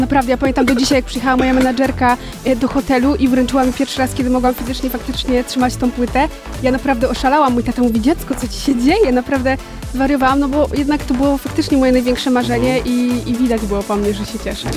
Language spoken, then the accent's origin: Polish; Podkarpacie, Subcarpathian Voivodeship, Poland; u mnie na Podkarpaciu, gdzie jestem z małej wioski, chodzę do małego liceum